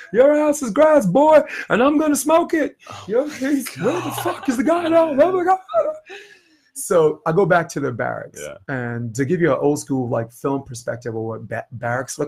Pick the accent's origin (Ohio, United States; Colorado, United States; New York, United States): New York, United States; I'm from New York.